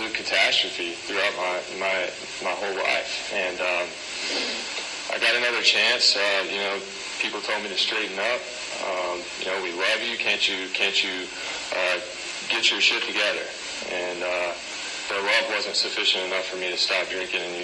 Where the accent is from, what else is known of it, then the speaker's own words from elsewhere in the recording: Kentucky, United States; now in Encinitas, United States; I'm originally from Kentucky. I was raised with three older sisters in a house